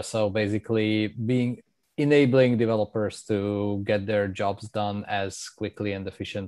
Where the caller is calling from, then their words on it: Amsterdam, North Holland, Netherlands; I'm calling in from Amsterdam, and I moved here a few years ago.